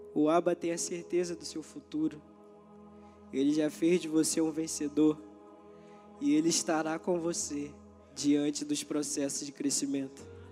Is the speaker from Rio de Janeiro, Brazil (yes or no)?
yes; São Gonçalo, Rio de Janeiro, Brazil; aqui é minha casa, lugar onde eu cresci, aprendi, amadureci